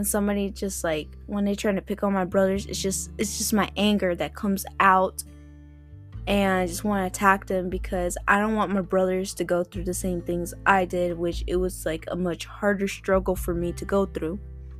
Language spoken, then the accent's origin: English; Florida, United States; also born or lived in South Carolina; I was like on two states. I was growing up in Florida and in South Carolina, as you could say.